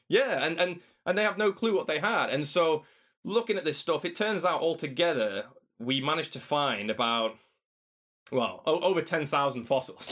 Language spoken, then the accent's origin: English; Doncaster, Yorkshire and the Humber, United Kingdom; I came back to, to my hometown, to Doncaster